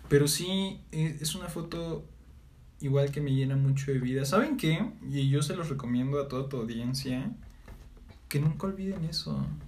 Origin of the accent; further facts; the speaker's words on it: Mazatlán, Sinaloa, Mexico; yo me voy a vivir a Mazatlán, Sinaloa, de donde soy, con mi abuela